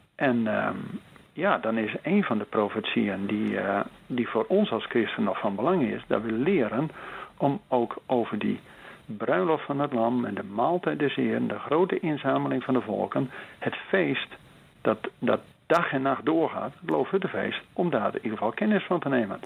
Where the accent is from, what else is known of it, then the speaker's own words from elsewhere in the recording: Netherlands; als Nederlanders zijn we dat niet gewend.